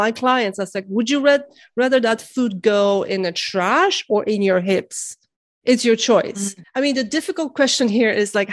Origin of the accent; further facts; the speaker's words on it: Poland; moved away; I grew up in Poland and during like communism